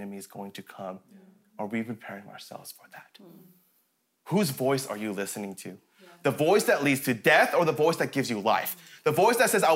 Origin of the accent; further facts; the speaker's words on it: Colorado, United States; now in Canada; I was born and raised in Colorado